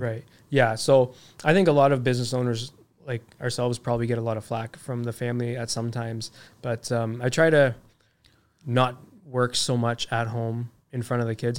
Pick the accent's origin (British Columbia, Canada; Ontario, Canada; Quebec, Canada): Ontario, Canada; Toronto; moved away; also born or lived in Ajax, Ontario; I grew up in Scarborough. It, there's a reason why my mom moved us out of there, right?